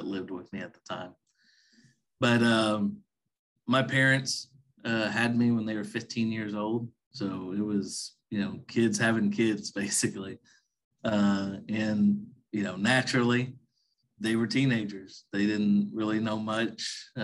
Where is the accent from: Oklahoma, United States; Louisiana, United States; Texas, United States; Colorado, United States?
Oklahoma, United States; Ardmore; Born and raised in a small town called Ardmore in southern Oklahoma.